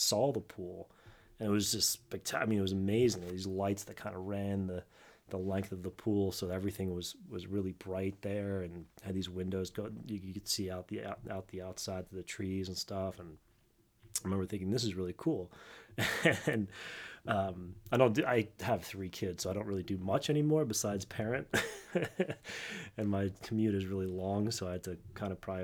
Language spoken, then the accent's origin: English; New Jersey, United States; I grew up in South Jersey